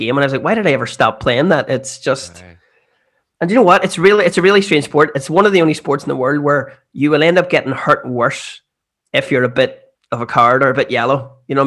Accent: Armagh, Northern Ireland, United Kingdom; growing up in Armagh, we're fully a footballing county

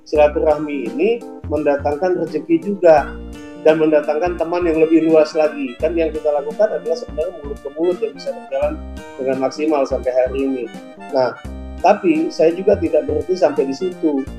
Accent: Aceh, Indonesia; Jadi karena saya merasa saya dari Aceh, tentunya saya harus kopi Aceh itu yang paling enak

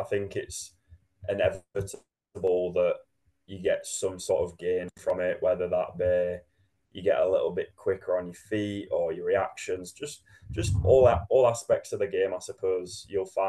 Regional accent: Sheffield, Yorkshire and the Humber, United Kingdom; born or raised there; now in Manchester, United Kingdom

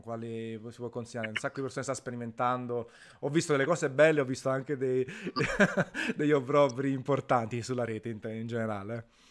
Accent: Naples, Campania, Italy; io sono napoletano verace

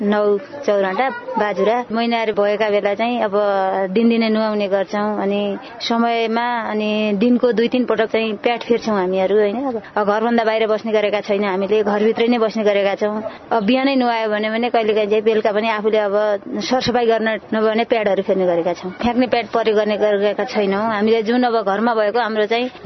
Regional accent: Jayaprithvi Municipality, Sudurpashchim Province, Nepal; मेरो घर जयपथी नगरपालिका वडा नम्बर दस

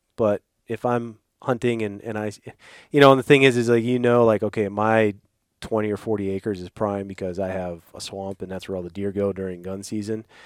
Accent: Midwest, United States; growing up in the Midwest

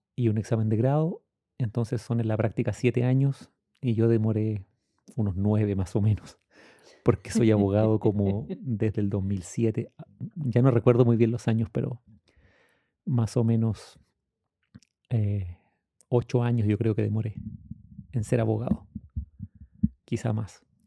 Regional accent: Temuco, Araucanía, Chile; Yo soy chileno

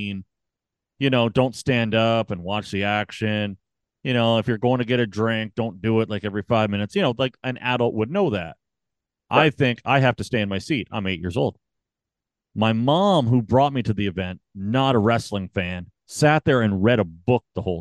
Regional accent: Canada; I'm Canadian

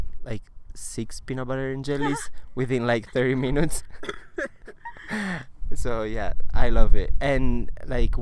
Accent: Cagliari, Sardinia, Italy; English is a second language; moved away as an adult; also born or lived in Arizona; now in Milan, Italy; I was born and raised in Cagliari, which is in the south of Sardinia.

